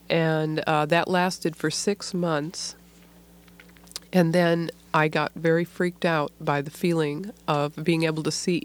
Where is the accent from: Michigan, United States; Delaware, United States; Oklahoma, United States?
Michigan, United States; near Detroit; I grew up near Detroit, Michigan, in a kind of auto factory town.